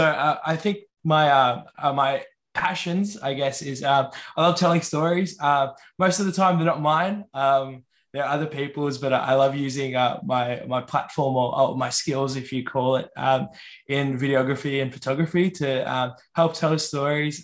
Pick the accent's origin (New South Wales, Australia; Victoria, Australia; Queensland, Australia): Victoria, Australia; Yorta Yorta land; moved away as an adult; also born or lived in Wurundjeri country (Melbourne area); now in Melbourne, Australia; I was raised on Yorta Yorta land, but now reside in Wurundjeri country.